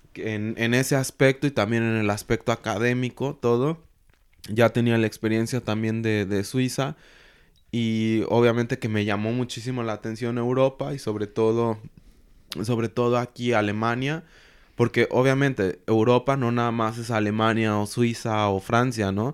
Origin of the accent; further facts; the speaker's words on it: Mexico; moved away as an adult; also born or lived in Mexico City; now in Germany; nosotros como mexicanos